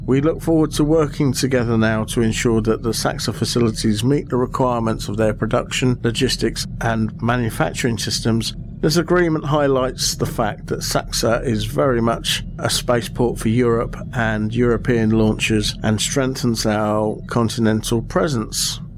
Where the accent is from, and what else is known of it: United Kingdom